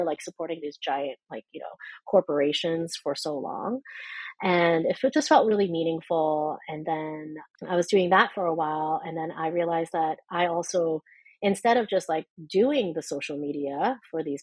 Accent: Canada; being a Canadian

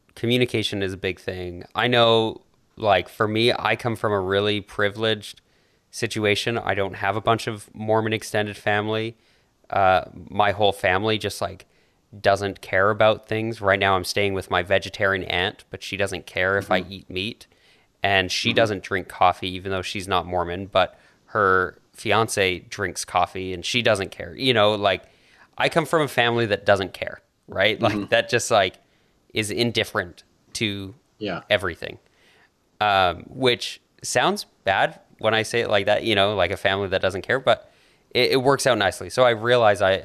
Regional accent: Canada; accent: Canadian; whenever I visit the U.S., I think my Canadian accent gets thicker

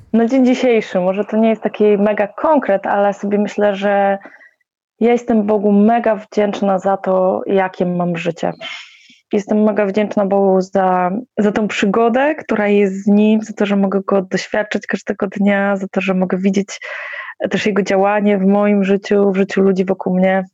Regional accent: Poland; wychowałam się w jakiejś takiej, e, standardowej, powiedzmy, polskiej, katolickiej rodzinie

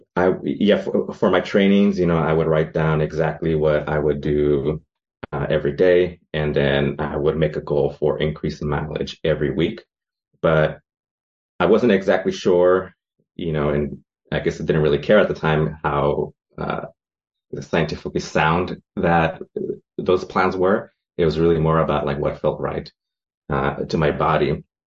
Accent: San Francisco, California, United States; I am from San Francisco, California, over in the foggy uh, Presidio

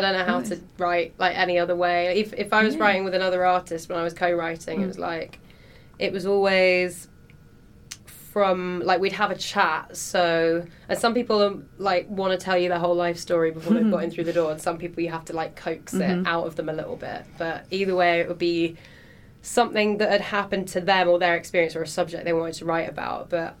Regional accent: London, United Kingdom; So my hometown show was London, and that was a really good gig.

